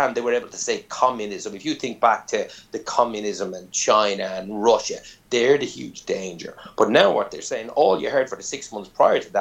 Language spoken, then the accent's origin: English; Ireland